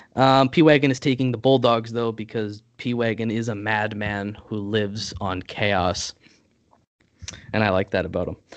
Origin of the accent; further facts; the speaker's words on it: Canada; as a Canadian